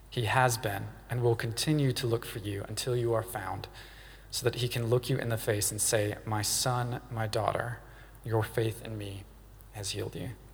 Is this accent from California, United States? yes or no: no; Louisiana, United States; now in United Kingdom; I grew up in the States in Louisiana